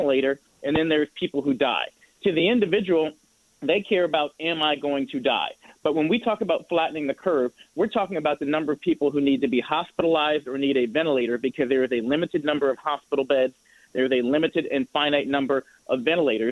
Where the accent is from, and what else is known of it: Indianapolis, Indiana, United States; born or raised there; moved away